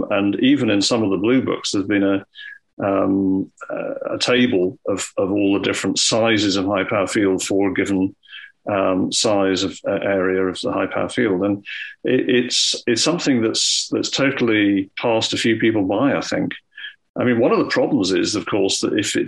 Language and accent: English; Scotland, United Kingdom; when I was growing up in Scotland